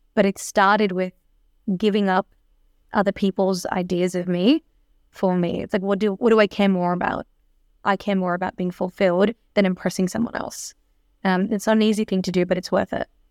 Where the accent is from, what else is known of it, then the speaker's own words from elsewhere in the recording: Melbourne, Victoria, Australia; I was born and raised in Melbourne